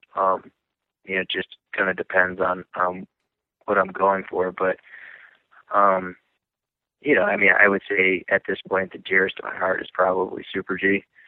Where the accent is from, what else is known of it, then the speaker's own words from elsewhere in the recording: Lake Placid, New York, United States; I'm from Lake Placid, New York